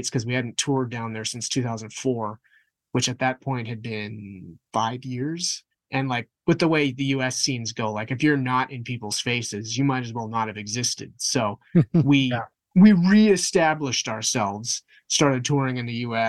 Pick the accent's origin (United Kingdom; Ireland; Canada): Canada; Winnipeg, Manitoba; we're from Winnipeg